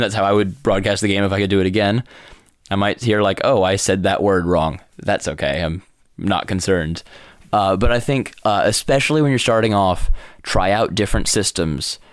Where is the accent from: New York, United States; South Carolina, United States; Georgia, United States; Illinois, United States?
New York, United States; moved away as an adult; I grew up in New York